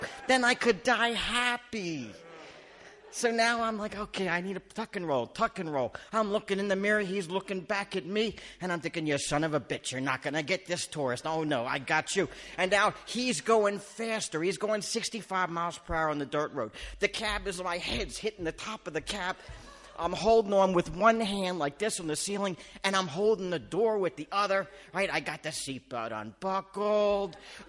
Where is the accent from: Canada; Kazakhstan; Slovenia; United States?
Canada; no, Canadian. I'm from Canada.